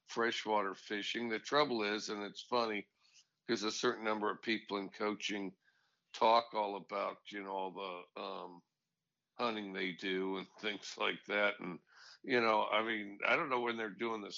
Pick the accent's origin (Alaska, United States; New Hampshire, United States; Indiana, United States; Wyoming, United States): Wyoming, United States; Cody; moved away; I grew up in Cody, Wyoming.